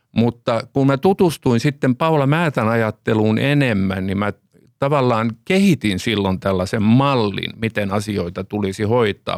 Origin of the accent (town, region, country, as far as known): Finland